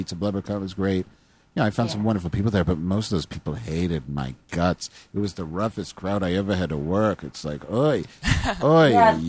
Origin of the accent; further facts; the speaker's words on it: California, United States; I'm from California.